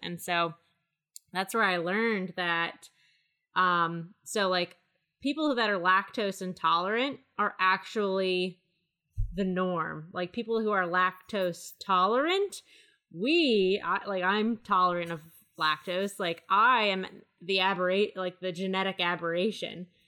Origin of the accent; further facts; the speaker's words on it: Maryland, United States; I'm from Maryland